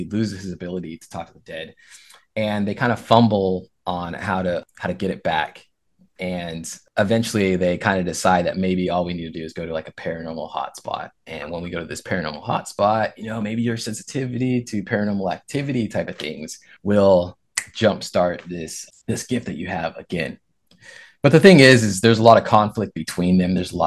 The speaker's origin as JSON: {"language": "English", "area": "south of Seattle", "region": "Washington", "country": "United States", "tie": "born or raised there", "moved": "as an adult", "lives_now": "Virginia, United States", "said": "I'm from south of Seattle. That's where I was born and raised"}